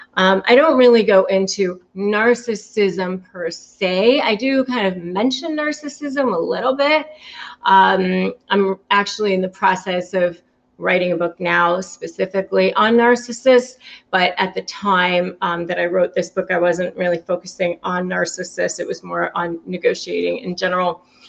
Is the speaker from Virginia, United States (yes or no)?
yes; McLean, Virginia, United States; moved away as an adult; also born or lived in California; now in Florida, United States; I grew up in the Washington, D.C. area, Northern Virginia, McLean, Virginia